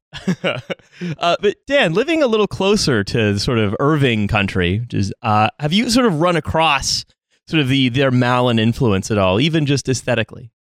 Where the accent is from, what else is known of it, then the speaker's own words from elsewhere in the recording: Niagara-on-the-Lake, Ontario, Canada; growing up in Niagara on the Lake